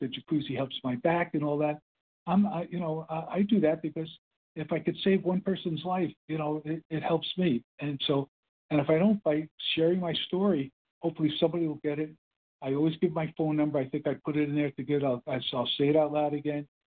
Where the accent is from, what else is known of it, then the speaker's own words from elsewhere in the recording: New York City, New York, United States; accent: Brooklyn; also born or lived in New Jersey; I had my Brooklyn accent, which was kind of an Illinois accent